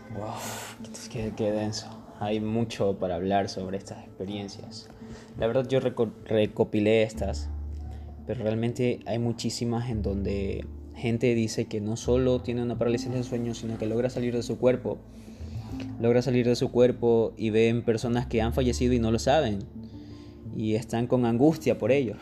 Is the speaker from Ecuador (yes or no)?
yes; Ecuador; acá en mi país, en Ecuador